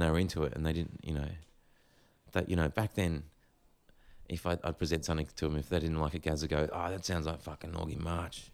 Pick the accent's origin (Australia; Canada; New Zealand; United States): Australia; Gold Coast, Queensland; growing up on the Gold Coast